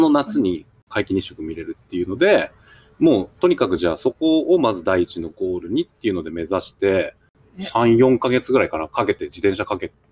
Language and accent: Japanese; Akita, Japan; also born or lived in Yamagata / Tazawako Sashimaki, Semboku; now in Semboku, Japan; 秋田市秋田市の出身、うん、で、もうずっと高校も秋田市だったし、大学は山形の方に。